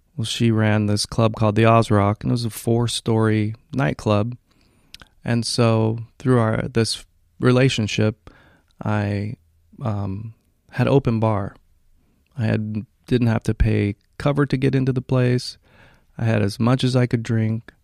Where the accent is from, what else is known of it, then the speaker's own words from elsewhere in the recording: Hawaii, United States; moved away as an adult; also born or lived in Washington; now in Northern California, United States; I was raised in Hawaii